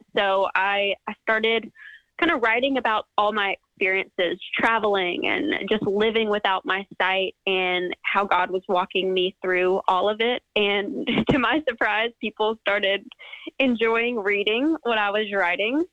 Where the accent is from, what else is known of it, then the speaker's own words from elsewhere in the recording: West Georgia, United States; I'm from Georgia, uh, West Georgia, about 45 minutes west of Atlanta. And I've lived in the same town all my life